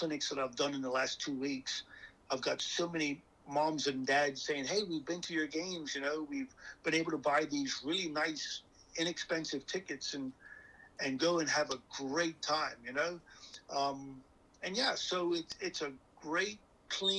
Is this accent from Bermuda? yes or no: yes; Bermuda; moved away; I grew up in Bermuda